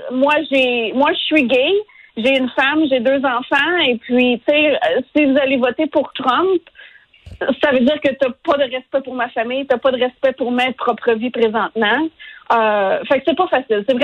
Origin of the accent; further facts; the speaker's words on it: Canada; now in United States; Puis moi, d'un côté, j'en suis une immigrante. Euh, je suis venue aux États-Unis du Canada.